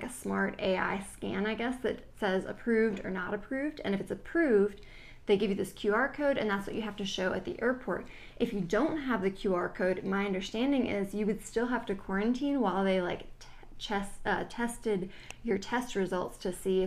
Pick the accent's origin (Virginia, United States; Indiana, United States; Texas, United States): Virginia, United States; We're from Virginia